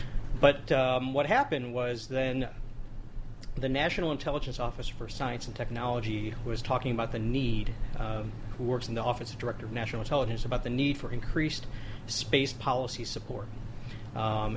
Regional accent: Midwest, United States; growing up in the Midwest

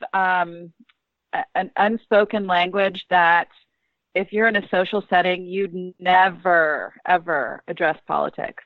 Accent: McLean, Virginia, United States; also born or lived in Southern Maryland; we grew up in Northern Virginia, just kind of by the CIA in McLean

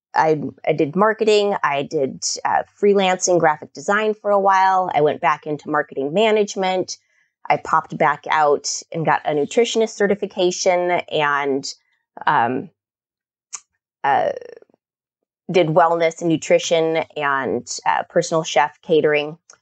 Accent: Kodiak, Alaska, United States; now in Oregon, United States; I grew up on Kodiak Island in Alaska and in the seventies

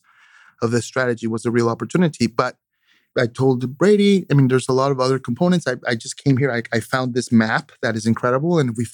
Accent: Oaxaca, Mexico; I'm coastal. I'm from the Oaxacan coast. So the ocean is very powerful.

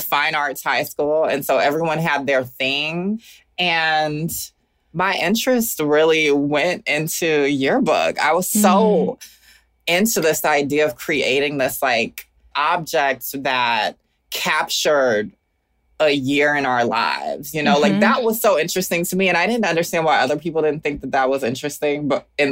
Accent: Augusta, Georgia, United States; moved away as an adult; also born or lived in Atlanta, Georgia / Oakland, California; now in Brooklyn, United States; Even though I live in Brooklyn now, I am forever from Augusta, Georgia

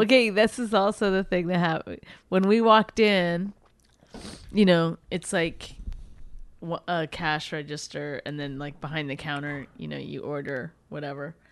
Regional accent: Canada; moved away; I grew up in Canada

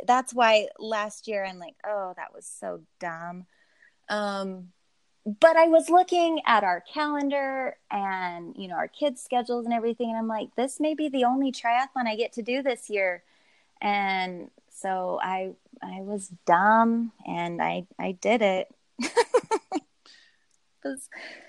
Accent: Southern Utah, United States; now in Northern Utah, United States; I live in Northern Utah. But I should clarify, I grew up in Southern Utah, which is pretty close to Vegas

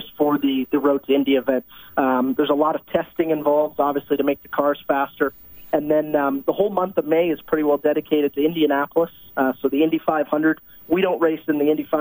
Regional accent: Canada; Being a Canadian

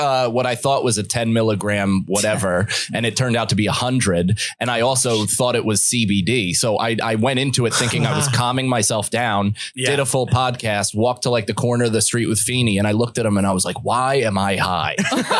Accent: Ireland; But yeah, I mean, I'm Irish. My body fucking hangs on to alcohol like it's imperative to live.

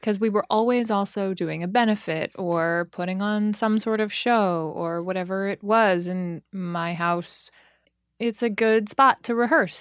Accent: Los Angeles, California, United States; now in New York City, United States; I grew up in Los Angeles. My whole entire family is from New York, just not me.

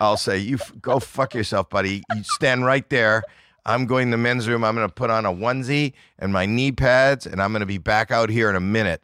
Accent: Toronto, Ontario, Canada; I'm from Toronto, Canada, where it's very cold

